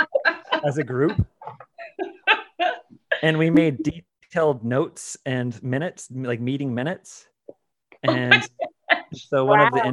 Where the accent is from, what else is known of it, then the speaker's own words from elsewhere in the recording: Brigham City, Utah, United States; moved away as an adult; now in Las Vegas, United States; I'm from Brigham City